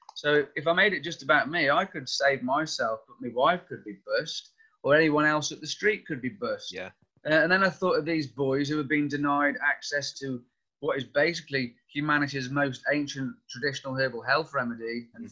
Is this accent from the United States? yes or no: no; North Wales, United Kingdom; I grew up in North Wales